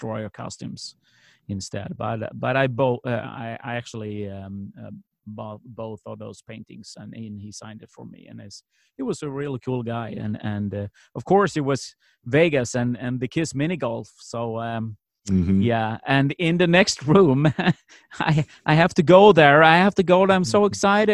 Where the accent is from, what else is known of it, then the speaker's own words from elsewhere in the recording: Sweden; we're two kids from Sweden